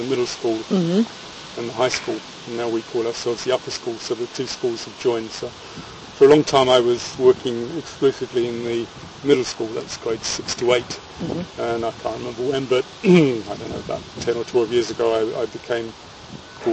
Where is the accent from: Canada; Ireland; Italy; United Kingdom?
United Kingdom; London; moved away as an adult; also born or lived in Exeter / Bedford; now in Germany; I'm a Londoner